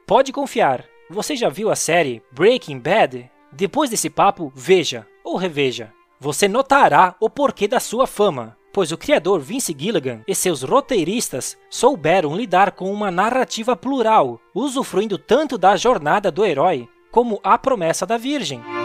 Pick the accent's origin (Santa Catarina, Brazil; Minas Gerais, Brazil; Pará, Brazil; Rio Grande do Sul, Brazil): Santa Catarina, Brazil; eu sou natural de Santa Catarina, um estado do sul do Brasil